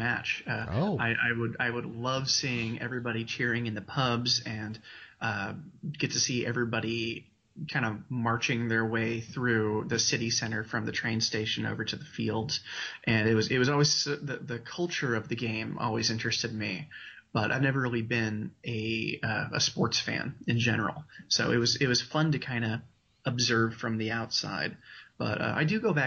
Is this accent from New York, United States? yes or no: no; Walla Walla, Washington, United States; also born or lived in Spokane, Washington; I grew up in Walla Walla, Washington.